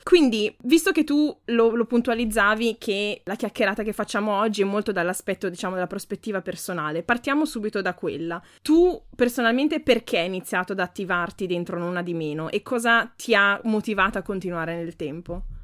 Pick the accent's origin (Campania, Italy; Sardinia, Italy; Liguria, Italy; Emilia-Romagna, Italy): Emilia-Romagna, Italy; Ferrara; da buona ferrarese